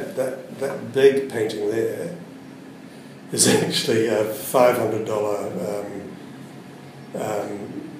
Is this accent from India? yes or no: no; Wellington, New Zealand; I was born and bred in Wellington